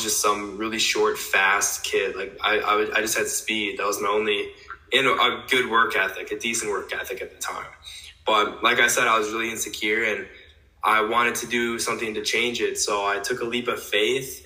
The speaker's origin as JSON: {"language": "English", "town": "West Salem", "region": "Wisconsin", "country": "United States", "lives_now": "La Crosse, United States", "said": "Originally from West Salem, maybe like 25 minutes away from La Crosse here in Wisconsin"}